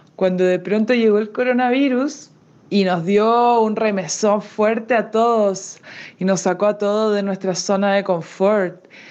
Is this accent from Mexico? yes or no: no; Canada; also born or lived in Toronto, Canada; Los canadienses les deseamos